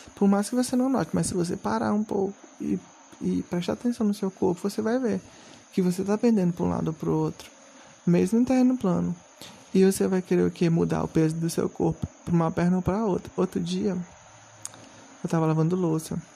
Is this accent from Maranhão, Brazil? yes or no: yes; Maranhão, Brazil; Inclusive eu sou do Maranhão